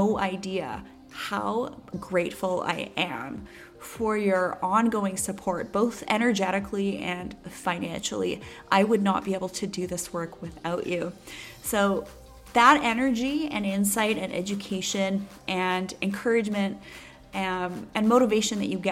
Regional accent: Canada; they ask where I'm from and I tell them I'm from Canada

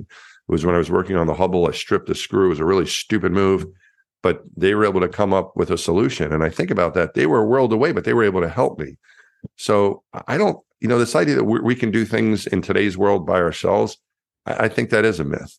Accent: Franklin Square, New York, United States; moved away as an adult; also born or lived in Texas; I grew up in Franklin Square, Long Island, a neighborhood just outside of the New York City border in, in Long Island.

